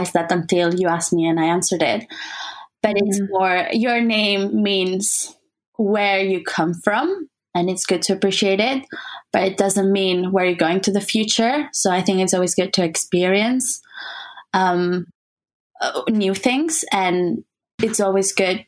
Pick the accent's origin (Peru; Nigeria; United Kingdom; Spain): Spain; Barcelona, Catalonia; English is a second language; moved away as an adult; I spent 18 years almost in Barcelona